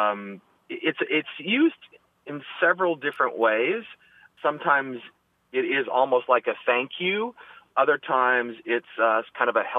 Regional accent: Canada; also born or lived in Prince Edward Island, Canada; now in Dallas, United States; I'm calling from Dallas, Texas, but I'm originally from Canada

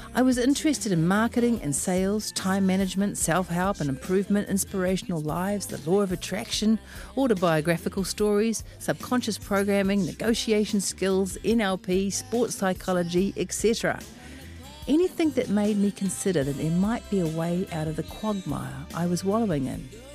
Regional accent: Auckland, New Zealand; I am from West Auckland

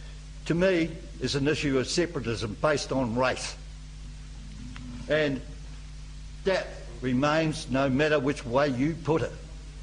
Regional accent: New Zealand; I'm a New Zealander. My passport says I'm a New Zealander.

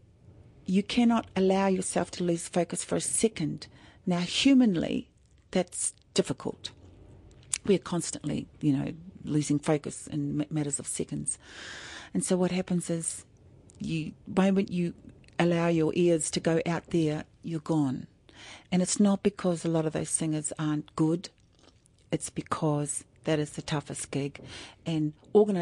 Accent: New Zealand; now in Australia; I'm Māori from New Zealand.

